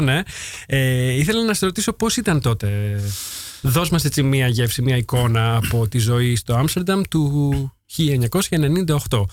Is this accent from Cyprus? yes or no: no; Veria, Central Macedonia, Greece; moved away as an adult; also born or lived in Heraklion, Greece; now in Netherlands; Γεννήθηκα και μεγάλωσα στη Βέρεια